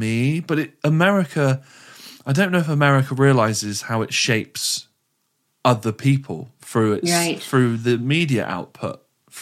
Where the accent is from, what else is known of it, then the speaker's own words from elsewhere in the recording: Frome, South West England, United Kingdom; when we grew up in Froome, it was a little bit boring